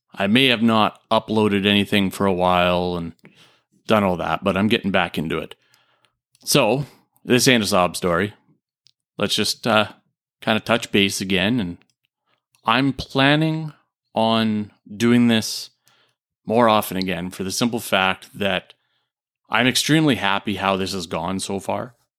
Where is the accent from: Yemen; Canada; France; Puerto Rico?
Canada; also born or lived in Japan; I'm a Canadian